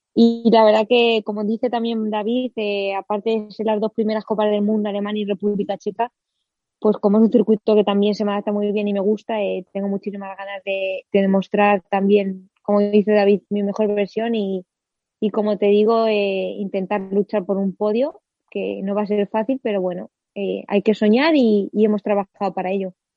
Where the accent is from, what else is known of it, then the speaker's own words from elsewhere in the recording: Villa del Prado, Community of Madrid, Spain; comencé a los nueve añitos a competir en la categoría de Benjamín de segundo año en la Unión Ciclista Villa del Prado de Aire de mi pueblo